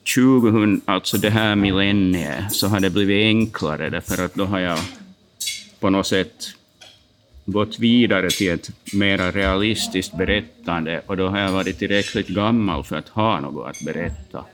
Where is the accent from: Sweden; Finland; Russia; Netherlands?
Finland; Turku, Southwest Finland; also born or lived in Jakobstad, Finland / Vaasa, Finland; vi flyttade ju, familjen flyttade till Åbo när jag var ganska liten.